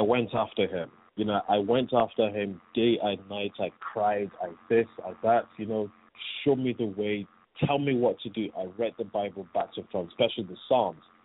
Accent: Nigeria; also born or lived in England; I came straight from England to Nigeria, and I was just thrown into boarding school

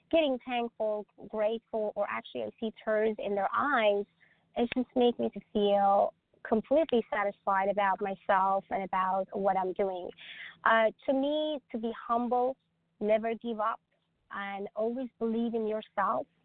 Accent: Stockholm, Stockholm County, Sweden; English is a second language; also born or lived in the country that my mom and dad came from; now in United States; I came to US eight years ago, so I raised and myself back in Stockholm, Sweden. I'm from Europe, so I raised myself

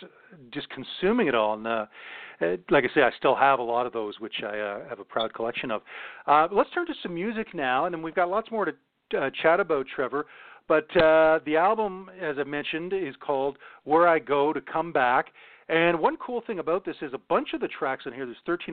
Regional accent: Toronto, Ontario, Canada; I grew up in Scarborough

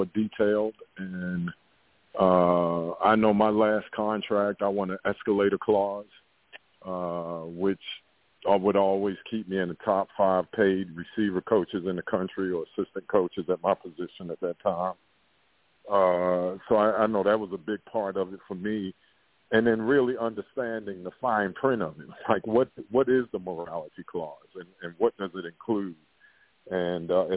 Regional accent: Baltimore, Maryland, United States; I'm from West Baltimore

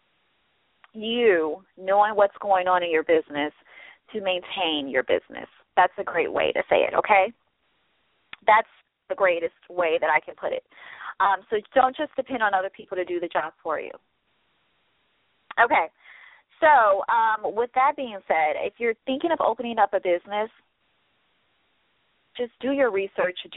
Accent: Midwest, United States; now in Los Angeles, United States; I'm from the Midwest

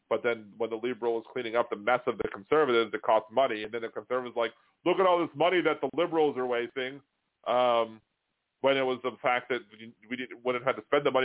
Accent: Boston, Massachusetts, United States; accent: Boston; I drove uh, Sadie and Demonox a little nuts with my horrible Boston accent.

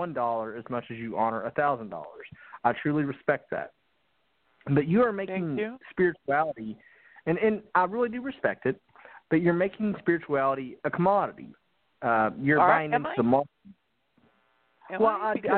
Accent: Appalachia, United States; I come from Appalachia

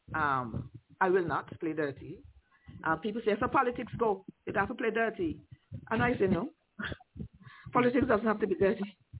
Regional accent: Liberta, Saint Paul, Antigua & Barbuda; also born or lived in Montserrat; I grew up in Liberta

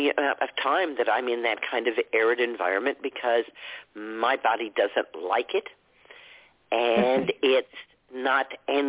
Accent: Texas, United States; moved away; I grew up in Texas, so New Mexico was just right next door

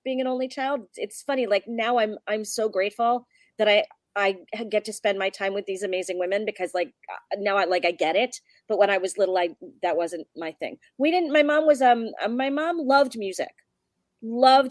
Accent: Wilkes-Barre, Pennsylvania, United States; I grew up in northeastern Pennsylvania. I grew up in Wilkes-Barre, Pennsylvania

